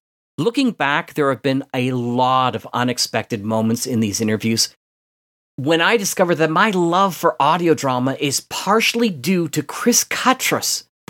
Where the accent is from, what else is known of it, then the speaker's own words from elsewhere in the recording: Fergus, Ontario, Canada; Even though he settled in my hometown of Fergus.